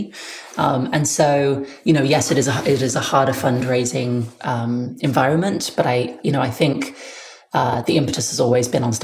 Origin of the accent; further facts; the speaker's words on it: United Kingdom; now in United States; As a British person